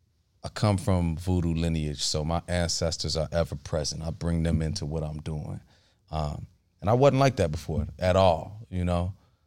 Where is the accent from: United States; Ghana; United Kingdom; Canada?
Ghana; but I'm Ghanaian, so